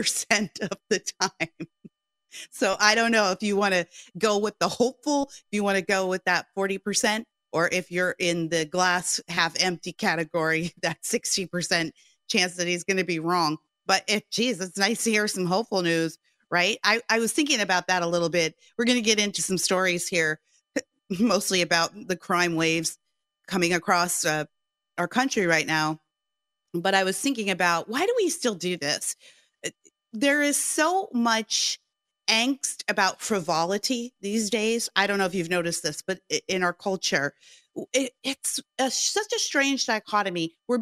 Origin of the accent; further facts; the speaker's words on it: Gary, Indiana, United States; now in Southern California, United States; But I came from the Midwest. My family moved here from Gary, Indiana.